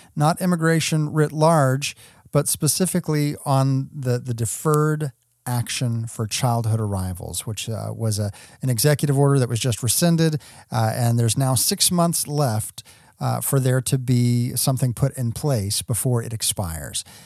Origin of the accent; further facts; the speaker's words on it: West Texas, United States; also born or lived in Kentucky; I was born in Kentucky. I moved to West Texas early on through, through no fault of my own, and yet I am, if you ask anyone around me, fully Texan